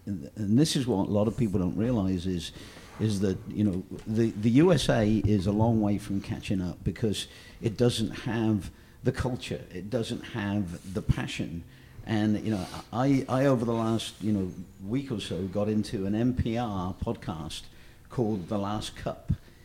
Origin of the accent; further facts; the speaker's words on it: England, United Kingdom; And, you know, I'm an English guy, so, you know, we fought a war.